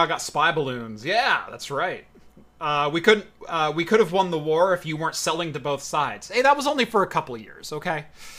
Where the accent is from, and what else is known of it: United States